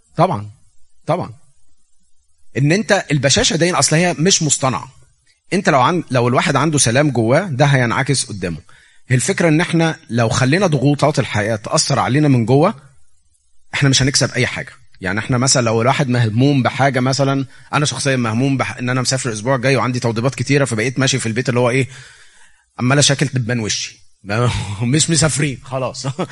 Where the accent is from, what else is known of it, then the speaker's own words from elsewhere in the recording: Egypt; moved away as an adult; now in United States; أنا جاي من مصر